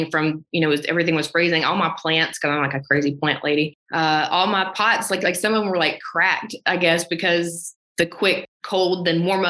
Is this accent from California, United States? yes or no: no; Alabama, United States; moved away as an adult; now in Nashville, United States; I've never moved away from my small town. And then I moved to Nashville from Alabama